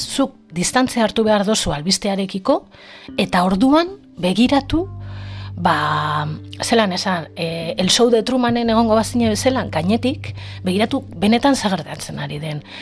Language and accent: Basque; Bilbao, Basque Country, Spain; ni bizi naiz, hasi naiz eta jaio nintzen eremu erdaldun batean. E, deustu barra naiz